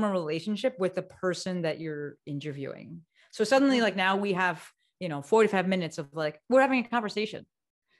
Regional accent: New Jersey, United States; moved away as an adult; also born or lived in New York; now in Los Angeles, United States; I moved across the country, right? So I'm from Jersey

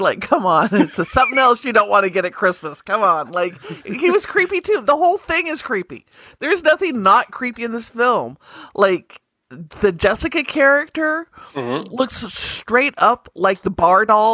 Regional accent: Idaho, United States; I grew up in Idaho

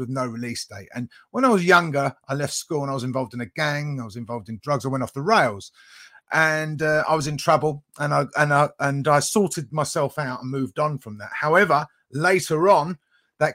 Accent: United Kingdom; I'm from the UK, so near London, not far from London

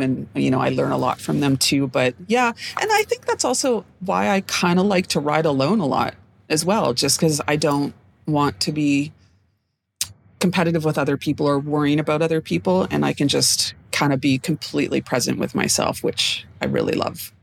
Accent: Edmonton, Alberta, Canada; moved away as an adult; now in Vancouver, Canada; I am regularly based in Vancouver, BC, but I was raised in Edmonton, Alberta

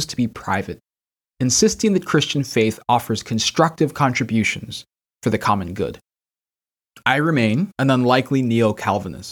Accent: Kansas City, Missouri, United States; moved away as an adult; As a Filipino-American raised in an independent Baptist church in suburban Kansas City

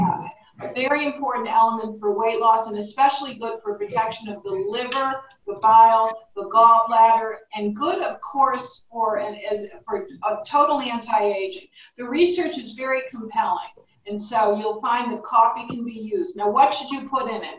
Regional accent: Connecticut, United States; Connecticut, my home state. So, as a fellow New Englander

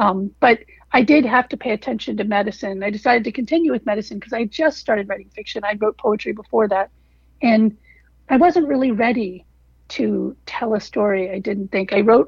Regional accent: Washington, District of Columbia, United States; also born or lived in Africa / Pittsburgh / Bangkok; I was born in Africa. We spent about a year in Pittsburgh between Africa and then Bangkok, and then came back eventually to Washington, D.C.

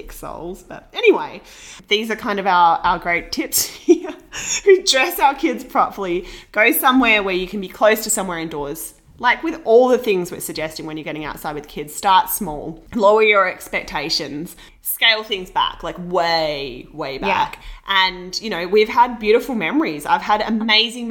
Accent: Australia; now in Vancouver, Canada; me from Australia

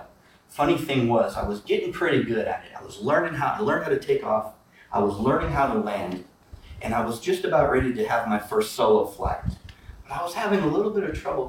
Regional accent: Midwest, United States; I grew up in the Midwest

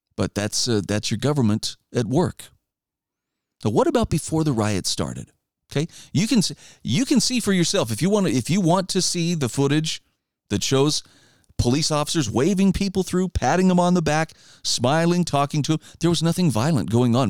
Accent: Idaho, United States; my home state of Idaho

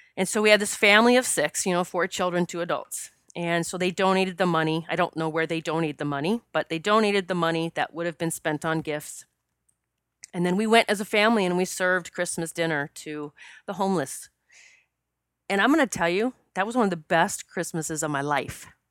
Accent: South Dakota, United States; I grew up in South Dakota

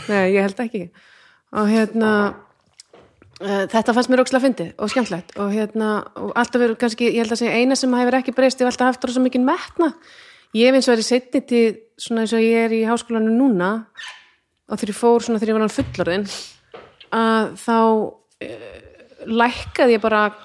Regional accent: Iceland; að alast upp á Íslandi

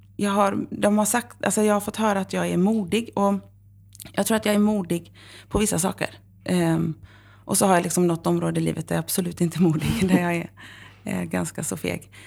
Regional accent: Horred, Västra Götaland, Sweden; moved away; also born or lived in Varberg / Uppsala; Jag är uppvuxen i Horred

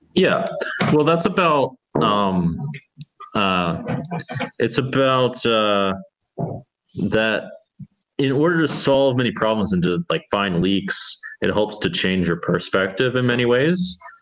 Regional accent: United States; as an American

